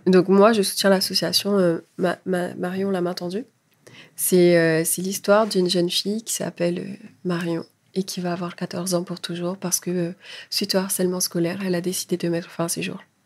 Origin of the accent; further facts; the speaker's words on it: French Polynesia; moved away as an adult; now in France; Je suis française, mais je suis polynésienne avant tout